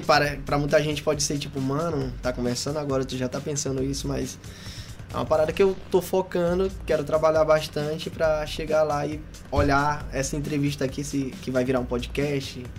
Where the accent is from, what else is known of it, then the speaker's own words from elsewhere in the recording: São Luís, Maranhão, Brazil; Eu sou daqui, sou da Santa Clara